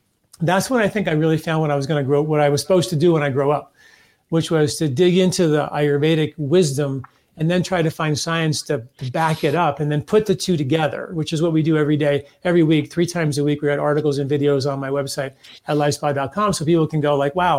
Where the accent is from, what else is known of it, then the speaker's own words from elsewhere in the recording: Valhalla, New York, United States; I grew up in a very small town in New York, Valhalla, New York.